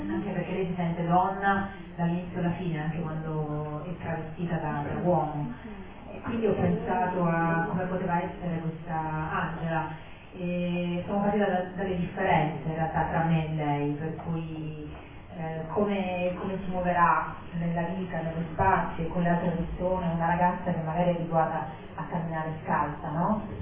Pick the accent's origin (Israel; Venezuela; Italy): Venezuela; born there; io non sono nata a Monica, sono nata in Venezuela però appunto mio papà è di Modica, mia mamma è di Torino